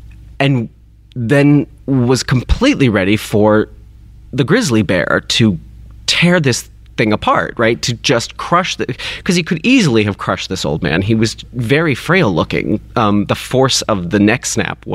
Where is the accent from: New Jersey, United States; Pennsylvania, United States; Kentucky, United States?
Kentucky, United States; I grew up in Kentucky